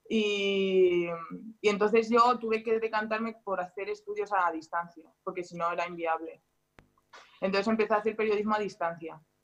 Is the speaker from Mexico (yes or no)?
no; Spain; moved away as an adult; now in France; los raros somos los españoles